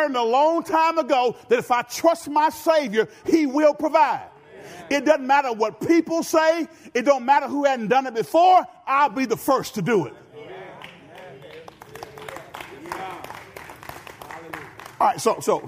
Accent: Benton, United States; I'm from Benton

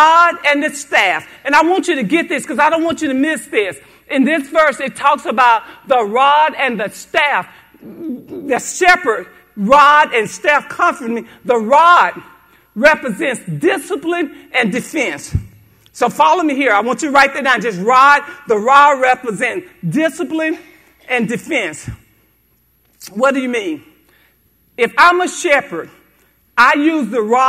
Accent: Haynesville, United States; I'm from Haynesville, a little country town

